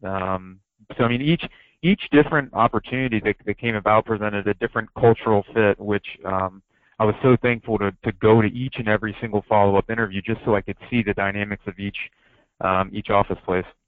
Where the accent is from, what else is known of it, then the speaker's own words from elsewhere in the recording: Ohio, United States; moved away; growing up in Ohio